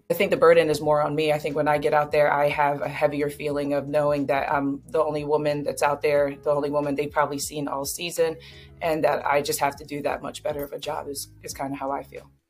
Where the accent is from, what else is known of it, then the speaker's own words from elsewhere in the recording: North Wales, Pennsylvania, United States; from North Wales, Pennsylvania, just a small town outside of um, Philadelphia, about 30 minutes outside of Philadelphia.